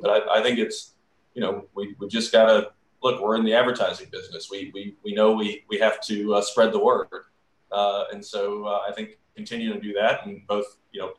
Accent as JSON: {"language": "English", "region": "Georgia", "country": "United States", "tie": "born or raised there", "moved": "yes", "said": "growing up in the South"}